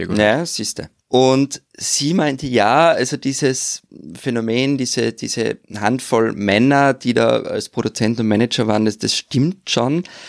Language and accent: German; Austria; wie wir bei uns in Österreich